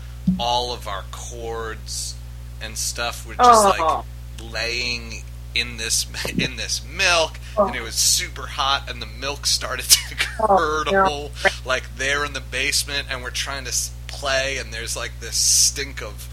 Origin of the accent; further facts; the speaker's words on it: New York, United States; moved away as an adult; now in Philadelphia, United States; I was born and raised in New York, and I moved here probably around like 15 years ago